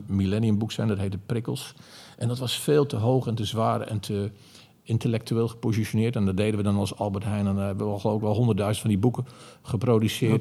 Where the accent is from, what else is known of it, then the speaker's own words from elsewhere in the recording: Zeeland, Netherlands; moved away as an adult; also born or lived in Amsterdam; Ik kwam uit Zeeland, ik was 18.